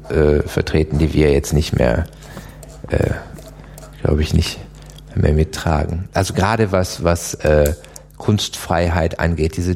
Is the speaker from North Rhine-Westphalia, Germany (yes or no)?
yes; Aachen, North Rhine-Westphalia, Germany; ich bin ja an der Grenze zu Holland